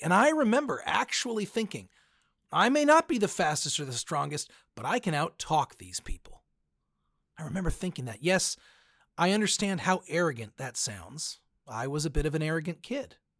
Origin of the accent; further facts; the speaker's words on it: United States; I am a Christian before I'm an American